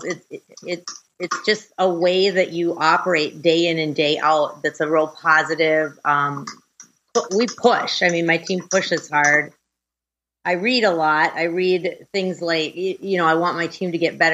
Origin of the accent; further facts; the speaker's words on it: Brainerd, Minnesota, United States; I grew up right in the same town I'm in right now, Brainerd, Minnesota. Central Minnesota, little small town